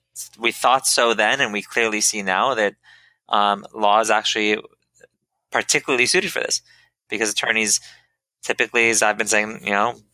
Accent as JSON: {"language": "English", "area": "Silicon Valley", "region": "California", "country": "United States", "tie": "born or raised there", "said": "I grew up in Silicon Valley"}